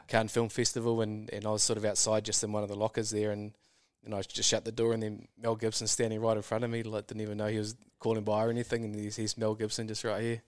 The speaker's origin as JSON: {"language": "English", "country": "New Zealand", "said": "Kiwis are very employable just because of our nature and our work ethic"}